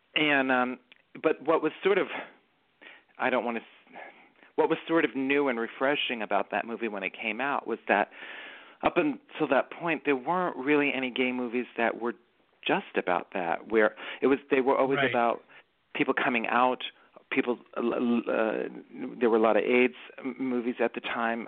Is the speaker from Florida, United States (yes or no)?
no; New York City, New York, United States; accent: Bronx; I grew up in the Bronx and I grew up in a very small neighborhood called City Island